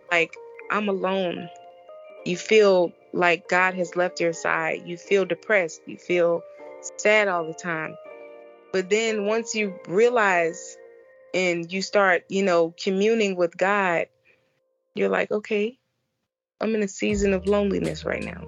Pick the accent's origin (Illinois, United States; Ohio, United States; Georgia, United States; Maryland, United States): Illinois, United States; Chicago; moved away as an adult; also born or lived in Florida; born and raised in Chicago